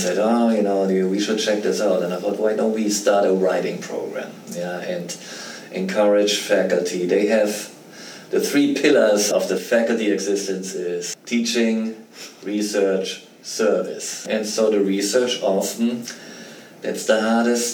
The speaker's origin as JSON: {"language": "English", "country": "Germany", "tie": "born or raised there", "moved": "as an adult", "said": "I grew up in Germany, and I went through the German university system before I came over here"}